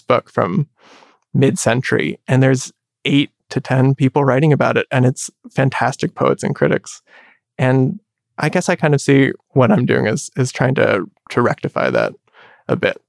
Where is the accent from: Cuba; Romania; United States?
United States; I'm Chinese American